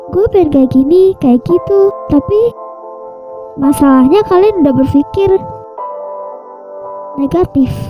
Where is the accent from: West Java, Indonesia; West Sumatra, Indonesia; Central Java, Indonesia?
West Java, Indonesia; Bogor; Sebelumnya kenalin … Umur gue 20 tahun Gue asal Bogor